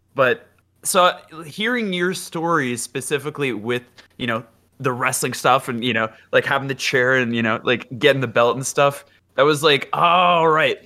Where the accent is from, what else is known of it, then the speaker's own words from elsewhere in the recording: Ottawa, Ontario, Canada; I, I grew up in Ottawa, so that's the capital of Canada